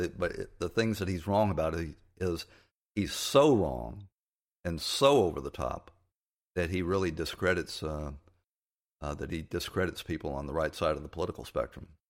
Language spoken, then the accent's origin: English; Atlanta, Georgia, United States; my hometown of Atlanta.